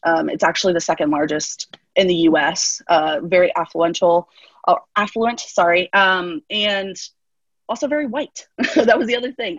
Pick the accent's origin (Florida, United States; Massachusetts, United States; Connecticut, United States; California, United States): Florida, United States; Central; also born or lived in Costa Rica; I'm from Central Florida